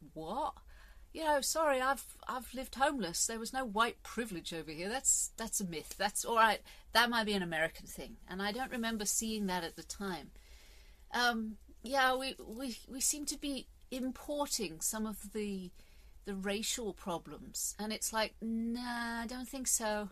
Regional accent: England, United Kingdom; I'm English

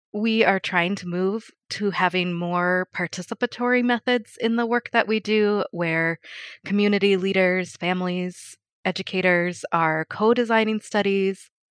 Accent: Colorado Springs, Colorado, United States; moved away as an adult; also born or lived in Kolkata, India; now in Eugene, United States; I grew up in Colorado, and I was raised by a single mom.

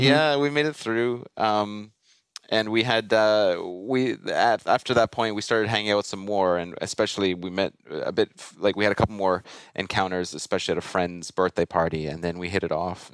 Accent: Toronto, Ontario, Canada; I grew up in Toronto area

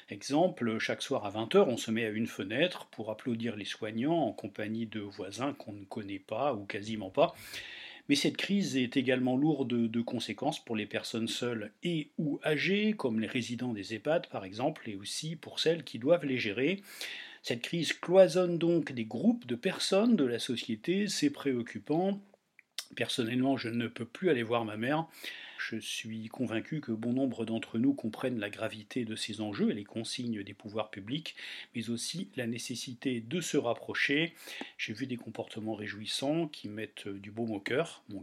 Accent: Toulouse, Occitania, France; Bonjour Sud-Ouest … je suis toulousain, confiné chez sa compagne en périphérie toulousaine.

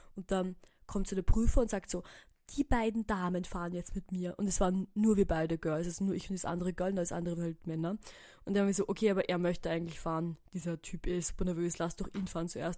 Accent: Burgenland, Austria; moved away as an adult; now in Vienna, Austria; ich bin jetzt im Burgenland heute und ich bin aus dem Burgenland

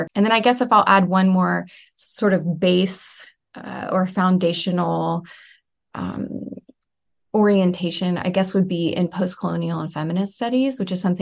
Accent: San Antonio, Texas, United States; moved away as an adult; also born or lived in Morocco; I'm from San Antonio and grew up kind of on the edge of what might be the borderland region between the U.S. and Mexico

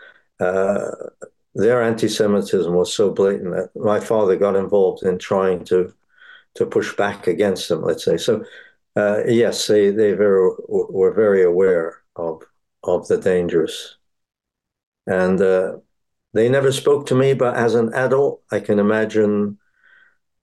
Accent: Bratislava, Bratislava Region, Slovakia; now in United Kingdom; I was born in Bratislava, the capital of Slovakia

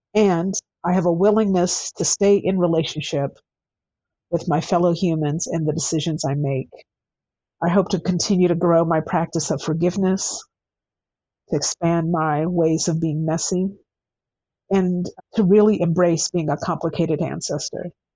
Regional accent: United States; I'm American

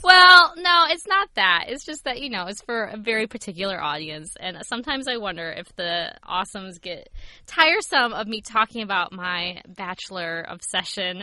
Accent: Ohio, United States; moved away; also born or lived in Pennsylvania; growing up in Ohio

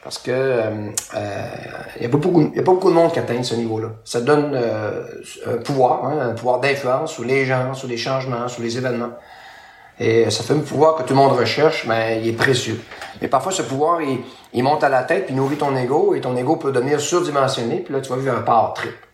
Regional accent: L'Anse-Saint-Jean, Quebec, Canada; now in Chicoutimi, Canada; de mon village natal, Anse-Saint-Jean, dans le fjord du Saguenay

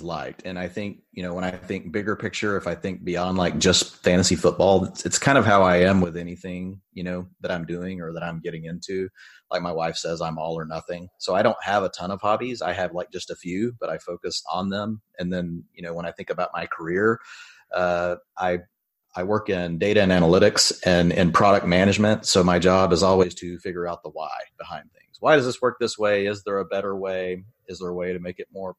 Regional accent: Texas, United States; I'm from Texas. I live in the Dallas-Fort Worth area

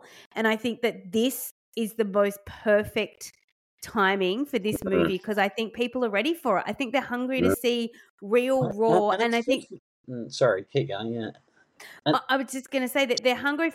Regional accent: England, United Kingdom; moved away; I grew up in England

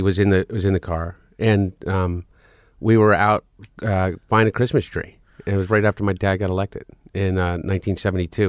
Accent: Delaware, United States; we grew up in Delaware.

